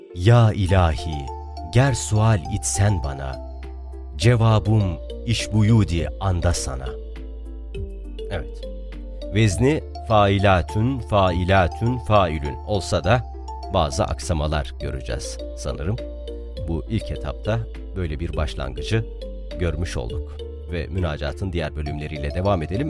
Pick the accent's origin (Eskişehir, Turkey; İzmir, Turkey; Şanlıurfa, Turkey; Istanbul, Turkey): Şanlıurfa, Turkey; Harran; born or raised there; first language Arabic; Turkish is a second language